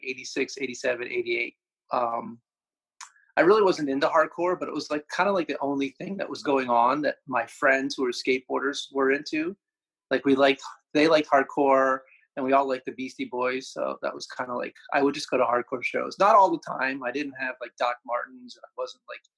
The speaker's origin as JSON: {"language": "English", "region": "New Jersey", "country": "United States", "tie": "born or raised there", "moved": "as an adult", "lives_now": "Hawaii, United States", "said": "I grew up in New Jersey"}